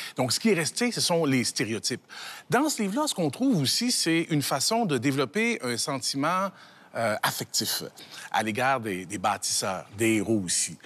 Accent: Canada; chez nous, chez nous au Canada

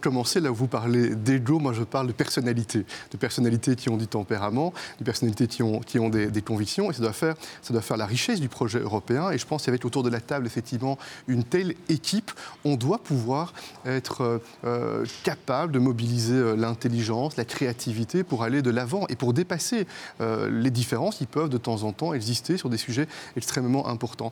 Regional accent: Belgium; comme premier ministre belge

